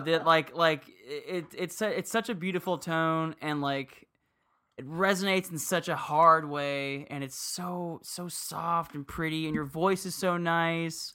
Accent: Miami, Florida, United States; I grew up in Miami

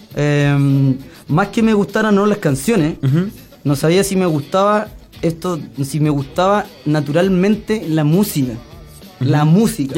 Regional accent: Los Ángeles, Biobío, Chile; los tres somos de Los Ángeles también, nos conocíamos desde chico allá

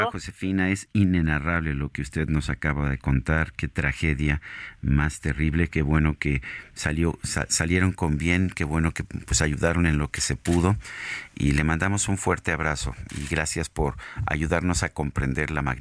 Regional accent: San Sebastián Zinacatepec, Puebla, Mexico; Yo nací en Sinacatepec, Puebla.

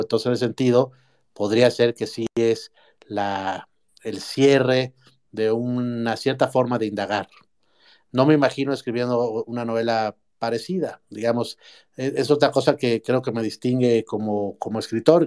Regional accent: Mexico; como, como mexicano

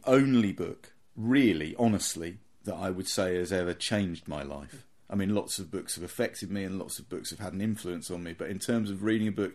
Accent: near Croydon, London, United Kingdom; I grew up near Croydon

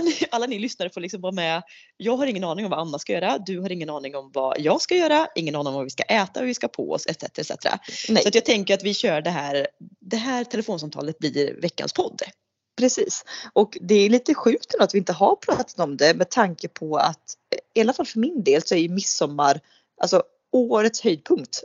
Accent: Sweden; det som svensk

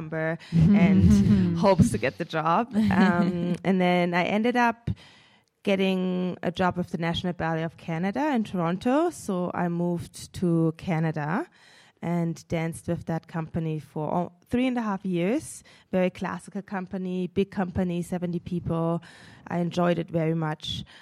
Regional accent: Munich, Bavaria, Germany; born or raised there; moved away

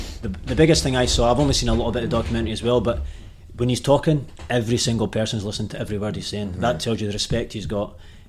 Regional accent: Aberdeen, Scotland, United Kingdom; I'm from Aberdeen

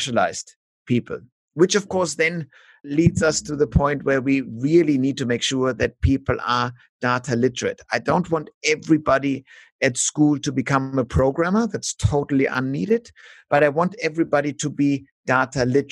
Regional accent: Germany; now in Melbourne, Australia; in Germany, for example, where we have, due to our ugly German history

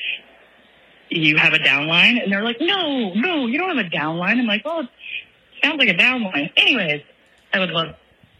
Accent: Kansas City, United States; now in St. John, U.S. Virgin Islands; I grew up in Kansas City

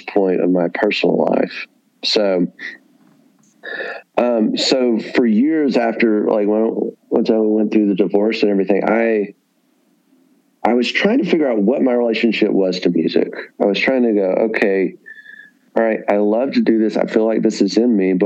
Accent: the South, United States; growing up in the South

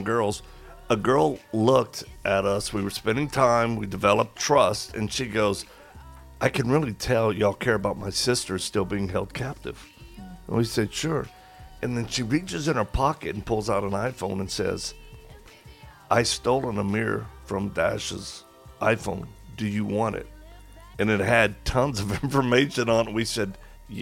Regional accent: Colorado, United States; We hail from Colorado in America

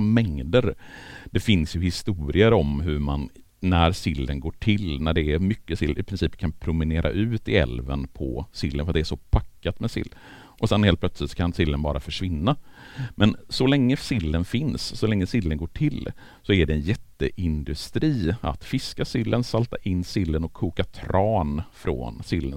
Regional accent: Borås, Västra Götaland, Sweden; moved away as an adult; now in Gothenburg, Sweden; Jag är uppvuxen i Borås från början men flyttade till Göteborg för att studera 98

